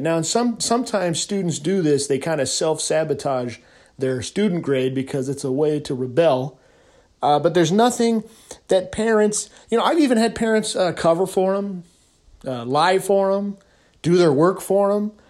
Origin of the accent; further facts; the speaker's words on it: California, United States; I'm from California.